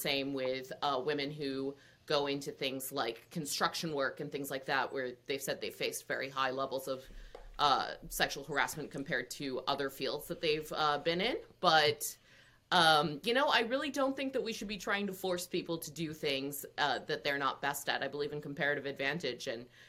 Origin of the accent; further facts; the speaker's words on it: India; I'm Indian. Lots of Indian men become engineers